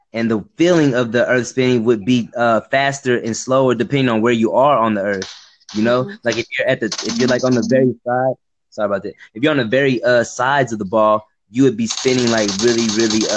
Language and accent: English; Texas, United States; also born or lived in Dallas, Texas; I'm from Texas, man. I'm in Dallas, Texas.